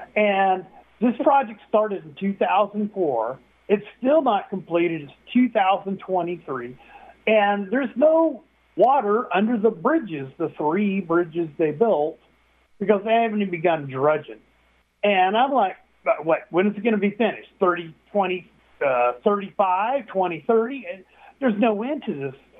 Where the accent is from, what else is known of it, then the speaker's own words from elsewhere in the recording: Texas, United States; as a Texan